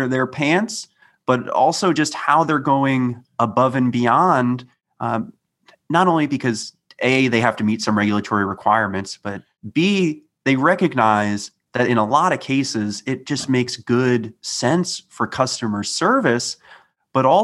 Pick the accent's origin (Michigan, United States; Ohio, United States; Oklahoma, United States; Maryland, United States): Maryland, United States; growing up in Maryland, I received my assistive technology from DOORS